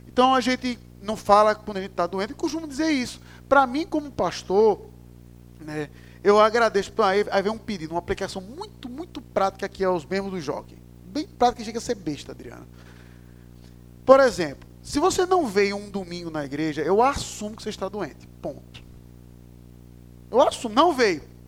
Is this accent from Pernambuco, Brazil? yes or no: yes; Recife, Pernambuco, Brazil; eu sou recifense